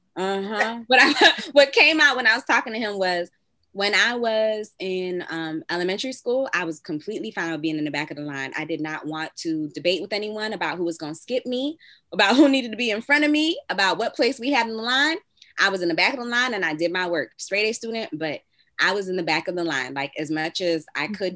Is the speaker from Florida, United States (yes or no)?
yes; Miami, Florida, United States; And I'm from Miami